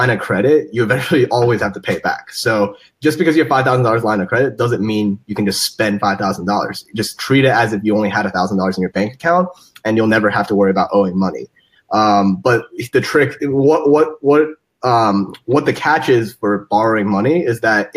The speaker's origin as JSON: {"language": "English", "town": "Cincinnati", "region": "Ohio", "country": "United States", "tie": "born or raised there", "moved": "as an adult", "said": "I was born and raised in Cincinnati, Ohio"}